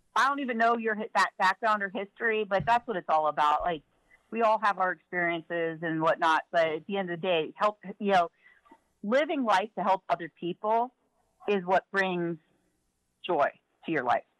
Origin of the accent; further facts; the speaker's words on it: Philadelphia, Pennsylvania, United States; I grew up in West Philly.